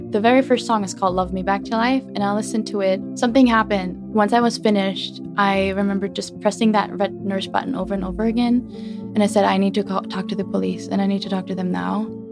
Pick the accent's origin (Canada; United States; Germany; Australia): Germany; moved away; born and raised in Germany.